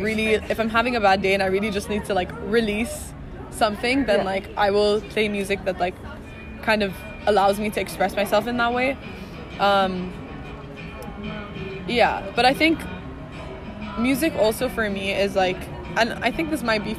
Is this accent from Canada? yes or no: no; Bahrain; moved away as an adult; I grew up in Bahrain, So I'm originally from Bahrain.